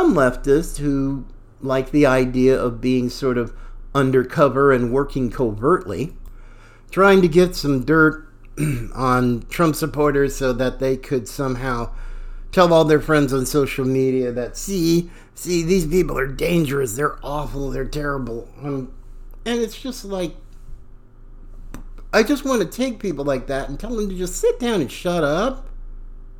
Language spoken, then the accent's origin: English; Pacific Northwest, United States; also born or lived in the South (US); I was born in the South. I actually found more bigotry, more racism in the Pacific Northwest where I grew up. Oregon, Washington, Idaho